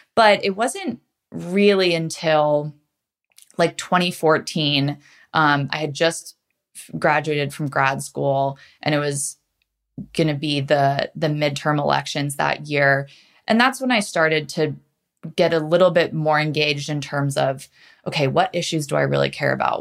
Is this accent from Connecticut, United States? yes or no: yes; New Canaan, Connecticut, United States; I grew up in Connecticut, um, in a suburb called New Canaan, which is about forty-five minutes outside New York City